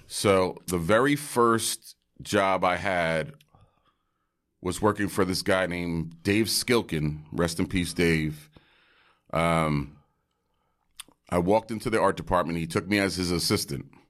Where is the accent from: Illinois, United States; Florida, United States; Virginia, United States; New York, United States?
New York, United States; New York City; also born or lived in Bay Area; a wonderful family in Park Slope, Brooklyn, adopted me, and I grew up in Park Slope.